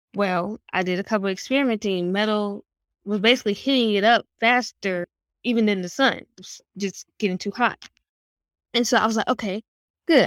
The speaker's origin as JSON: {"language": "English", "town": "Raleigh", "region": "North Carolina", "country": "United States", "tie": "born or raised there", "said": "I'm from Raleigh, North Carolina. I like to say that a city-born country kid."}